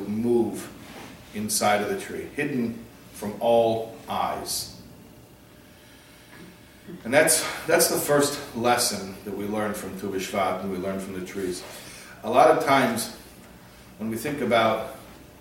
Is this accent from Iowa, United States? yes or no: no; Chicago, Illinois, United States; I grew up in the Midwest in Chicago